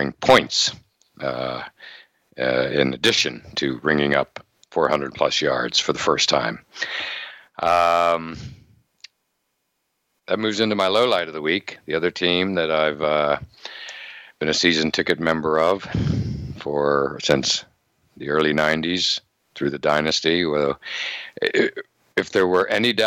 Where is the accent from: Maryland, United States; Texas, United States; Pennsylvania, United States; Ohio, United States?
Pennsylvania, United States; Western; I grew up in Western Pennsylvania